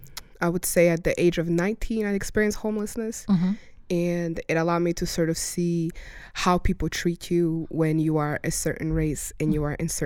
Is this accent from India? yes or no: no; Russia; now in United States; had gone to school in Russia, and that's actually where I was born.